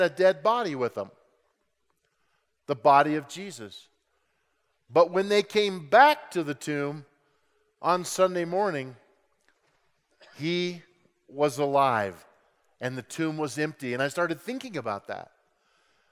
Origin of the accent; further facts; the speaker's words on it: Grand Junction, Colorado, United States; I grew up in Grand Junction, Colorado, West Slope